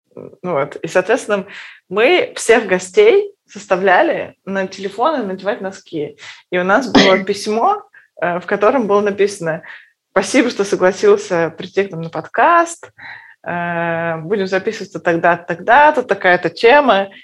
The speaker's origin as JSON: {"language": "Russian", "town": "Perm", "region": "Perm Krai", "country": "Russia", "moved": "yes", "said": "мы из Перми"}